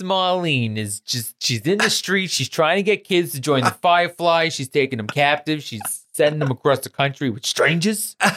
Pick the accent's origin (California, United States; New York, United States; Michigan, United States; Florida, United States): New York, United States; New York City; I grew up in New York. I grew up in the, in Queens